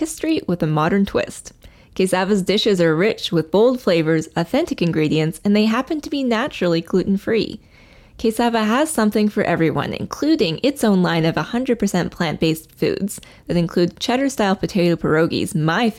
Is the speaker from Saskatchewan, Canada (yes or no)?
no; Calgary, Alberta, Canada; I was born in Calgary. My dad still lives there.